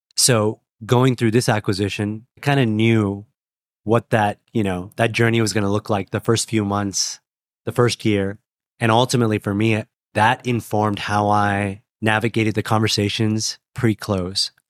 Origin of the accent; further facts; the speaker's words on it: Portland, Oregon, United States; moved away; I'm from Portland, Oregon originally